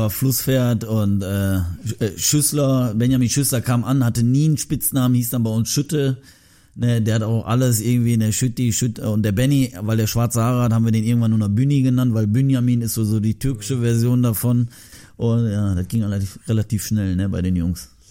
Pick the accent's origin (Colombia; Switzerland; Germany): Germany; Ich bin in Deutschland geboren.